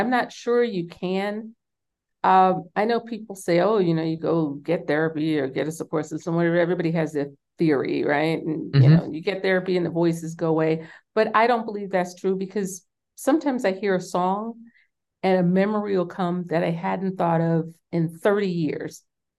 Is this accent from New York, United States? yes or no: yes; New York City, New York, United States; because they were from the South and I was born and raised in New York City.